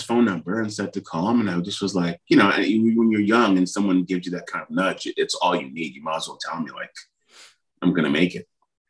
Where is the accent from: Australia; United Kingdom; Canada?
Canada; Ottawa, Ontario; And I'm like, I'm just from Ottawa, blah, blah, blah.